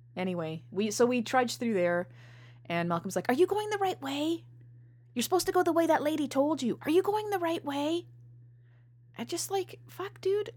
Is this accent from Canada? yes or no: yes; Canada; I'm Canadian